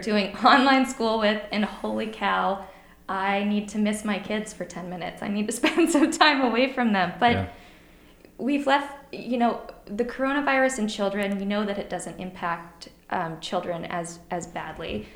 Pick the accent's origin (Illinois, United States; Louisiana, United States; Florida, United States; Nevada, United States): Illinois, United States; moved away; I'm from I'm from Illinois. I go home to see my parents who are farmers